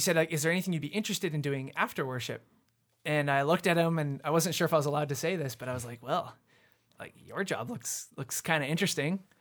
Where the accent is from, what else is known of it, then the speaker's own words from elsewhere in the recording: Abbotsford, British Columbia, Canada; also born or lived in Vancouver; I was born in Vancouver, but my family moved out to Abbotsford when I was, like, three.